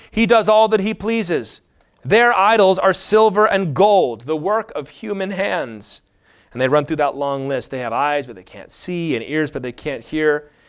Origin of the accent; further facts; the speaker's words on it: United States; I'm just an American, so that's kind of sprinkling all over all